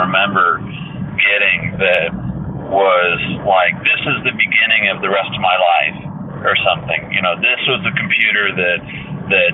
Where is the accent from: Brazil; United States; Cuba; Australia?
United States; Warsaw, Indiana; I'm from Warsaw, Indiana, up in the northern part of Indiana. It's a small town. And we would either go to Fort Wayne or to South Bend for shopping